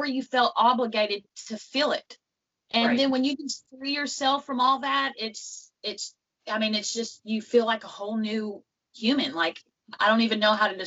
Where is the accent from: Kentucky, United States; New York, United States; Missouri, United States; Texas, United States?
Kentucky, United States; Western; Where I'm from is from Western Kentucky. It's about a little town called Catawba